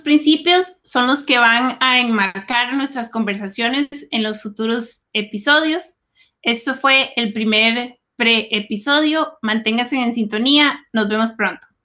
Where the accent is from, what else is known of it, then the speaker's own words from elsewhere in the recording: Costa Rica; now in Silicon Valley, United States; medio del campo en Costa Rica